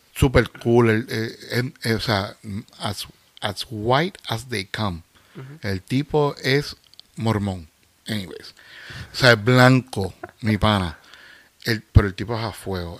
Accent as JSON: {"language": "Spanish", "country": "Puerto Rico", "moved": "as an adult"}